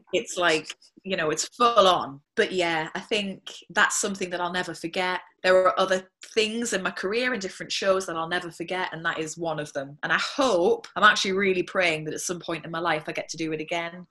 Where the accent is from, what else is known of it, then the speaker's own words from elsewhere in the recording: Whitley Bay, North East England, United Kingdom; I'm from Whitley Bay